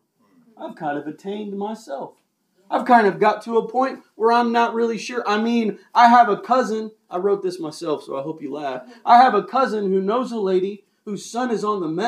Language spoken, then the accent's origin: English; United States; I'm an American